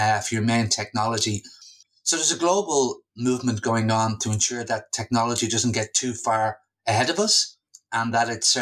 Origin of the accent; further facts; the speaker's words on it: Dublin, Leinster, Ireland; moved away as an adult; also born or lived in London / Australia; I've recently returned to my hometown of Dublin from Australia